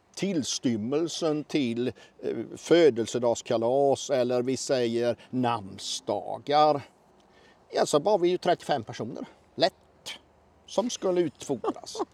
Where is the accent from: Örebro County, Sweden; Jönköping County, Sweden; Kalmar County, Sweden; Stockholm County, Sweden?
Kalmar County, Sweden; Oskarshamn; also born or lived in Mörlunda parish; Jag är född 1966 strax utanför Oskarshamn. Och Oskarshamn är en av de många hembygder som jag håller mig med